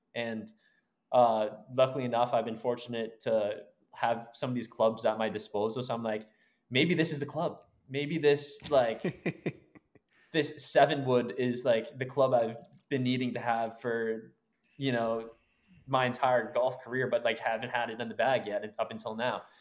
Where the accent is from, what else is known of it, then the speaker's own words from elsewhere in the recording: Brookline, Massachusetts, United States; now in San Diego area, United States; We grew up in Brookline, um, just outside of Boston